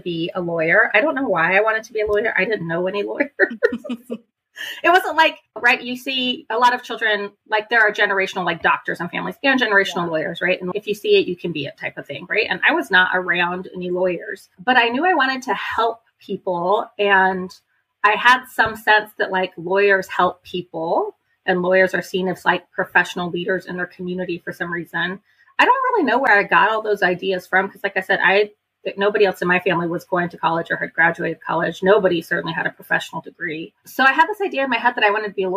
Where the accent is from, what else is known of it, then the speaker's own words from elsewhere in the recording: Austin, Texas, United States; somebody who's grown up here for, I'm 40 now, so my entire life.